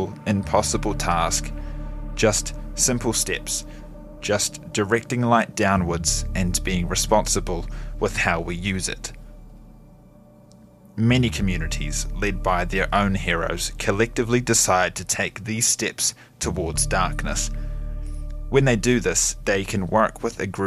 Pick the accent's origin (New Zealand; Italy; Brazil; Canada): New Zealand; Gore, Southland; This is my hometown, Gore